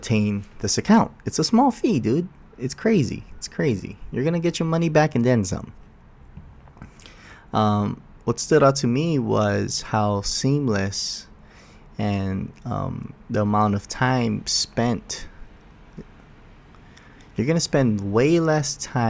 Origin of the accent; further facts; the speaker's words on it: Oahu, Hawaii, United States; I'm from Oahu